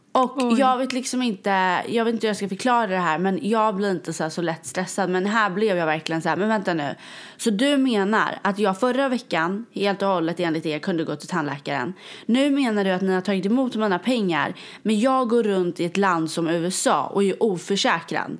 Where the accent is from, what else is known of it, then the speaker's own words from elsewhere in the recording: Sweden; now in New York, United States; jag är ju svensk